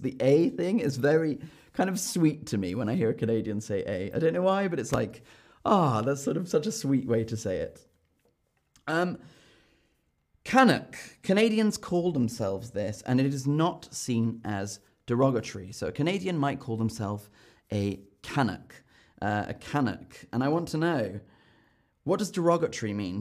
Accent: United Kingdom; as a Brit

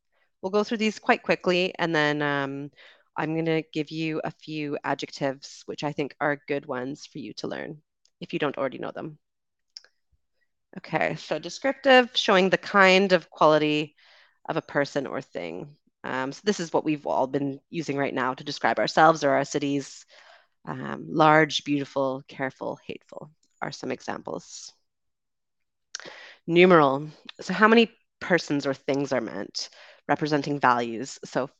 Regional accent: Canada; also born or lived in United Kingdom; So I am Canadian and British. So I am a Canadian and British citizen.

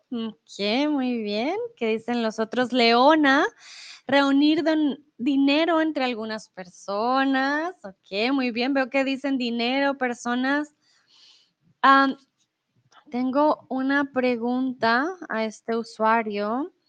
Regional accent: Bogotá, Colombia; Yo soy de Bogotá, pero he perdido mi acento un poco. Debo aceptarlo. Entonces, el español que escuchan de mí es un español muy neutro, un español con un acento muy particular porque, sí, como que he estado aquí y allá

